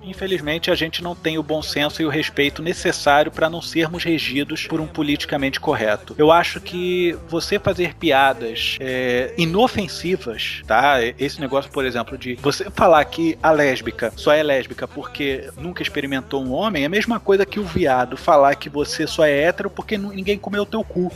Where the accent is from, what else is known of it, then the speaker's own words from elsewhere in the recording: Rio de Janeiro, Brazil; eu sou carioca